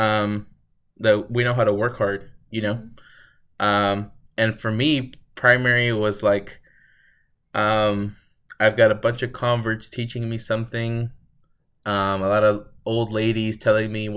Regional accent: Houston, Texas, United States; I grew up in Houston 3. It's a lot more city

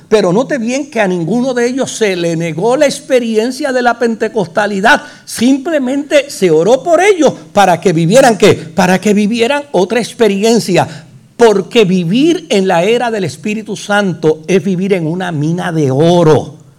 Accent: Puerto Rico; El jíbaro nuestro

